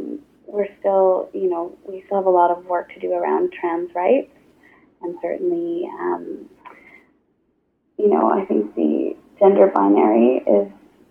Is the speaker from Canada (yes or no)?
yes; outside of Toronto, Ontario, Canada; moved away; also born or lived in Newfoundland / Nova Scotia / Halifax; I grew up outside of Toronto, but I spent a lot of time living in Newfoundland and Nova Scotia and certainly came out in Halifax.